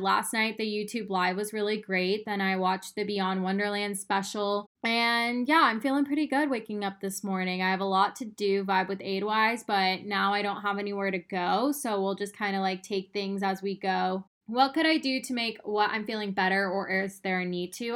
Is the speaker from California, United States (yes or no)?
no; Arizona, United States; moved away as an adult; now in Austin, United States; I moved from Arizona to Austin in 2017. I lived in Arizona my whole life